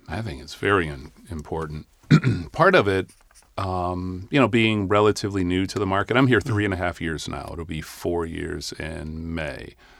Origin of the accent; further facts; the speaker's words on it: Cleveland, Ohio, United States; moved away; I grew up in Cleveland, Ohio